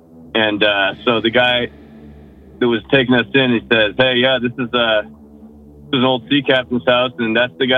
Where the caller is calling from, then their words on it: Massachusetts, United States; Western Mass, out near Quavon Reservoir.